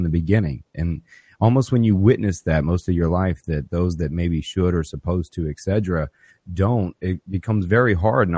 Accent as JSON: {"language": "English", "town": "Ocoee", "region": "Florida", "country": "United States", "tie": "born or raised there", "also_born_or_lived": "Pine Hills, Florida", "said": "I'm born and raised in Orlando, a little town called Pine Hills I was born in and raised in Ocoee"}